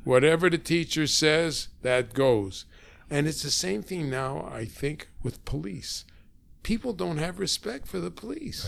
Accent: Toronto, Ontario, Canada; I was born on Markham Street, Markham and Harvard, in a house owned by the Firestones

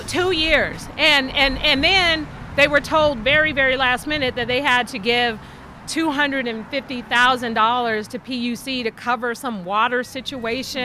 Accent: San Francisco, California, United States; growing up in San Francisco

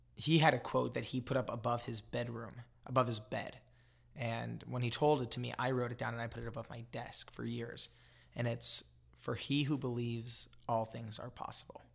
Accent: Los Angeles, California, United States; I grew up in Los Angeles

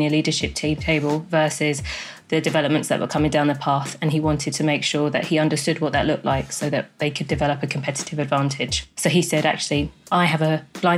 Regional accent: London, United Kingdom; also born or lived in Jamaica; as a Black female born in Jamaica, growing up in London

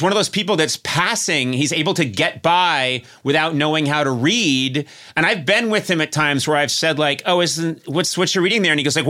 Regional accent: Brookline, Massachusetts, United States; I grew up in Brookline, Massachusetts, birthplace.

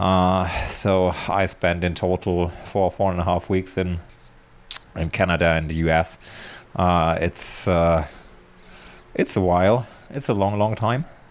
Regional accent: Germany; moved away as an adult; now in Spain; I was born in Germany and, uh, lived for thirty-six years there

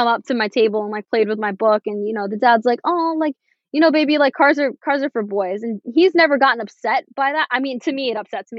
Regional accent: Florida, United States; first language English; I was born and raised in America. English is my first language. And I've grown up in a very, I will say, white-centric place. Like, Florida is Hispanic oriented, but where I live in Florida

